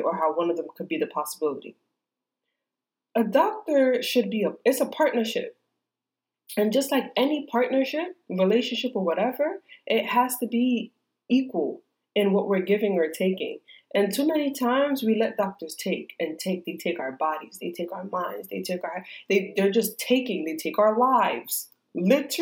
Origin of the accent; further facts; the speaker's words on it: New York, United States; moved away as an adult; also born or lived in Georgia; I'm from New York. All of my care has ever only been in New York